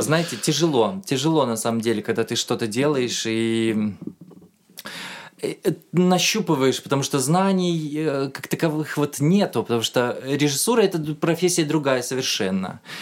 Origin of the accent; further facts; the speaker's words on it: Uzbekistan; moved away as an adult; also born or lived in Tashkent; now in Moscow, Russia; Я артист из Узбекистана